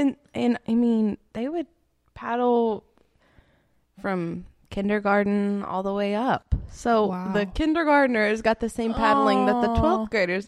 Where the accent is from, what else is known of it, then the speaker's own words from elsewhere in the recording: Sand Mountain, Alabama, United States; I'm from Sand Mountain.